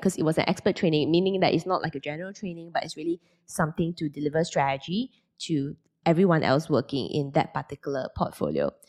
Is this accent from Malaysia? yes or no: yes; Penang, Malaysia; moved away as an adult; also born or lived in Kuala Lumpur, Malaysia / Singapore; at the age of twenty, I moved from Penang to K L to continue my final year of A C C A in a college.